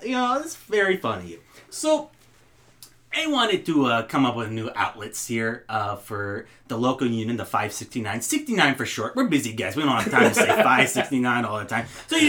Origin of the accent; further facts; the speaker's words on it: Minnetonka, Minnesota, United States; now in Los Angeles, United States; No, I grew up in Minnetonka, Minnesota.